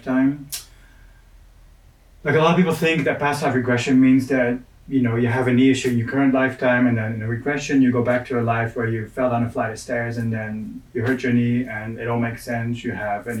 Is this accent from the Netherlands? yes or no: yes; Netherlands; I'm from the Netherlands.